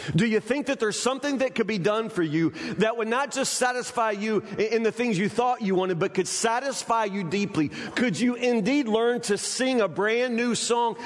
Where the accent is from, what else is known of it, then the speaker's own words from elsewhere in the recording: Kentucky, United States; we're from Kentucky